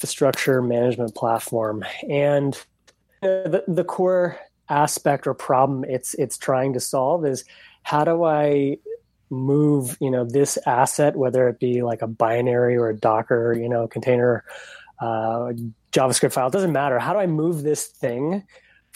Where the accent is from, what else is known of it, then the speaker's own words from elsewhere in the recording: East Coast, United States; moved away as an adult; now in West Coast, United States; I'm actually originally from the East Coast